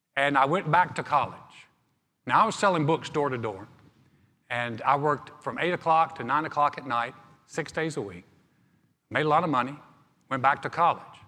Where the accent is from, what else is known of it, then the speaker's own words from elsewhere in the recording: Greensboro, North Carolina, United States; My hometown of Greensboro, North Carolina is a beautiful place.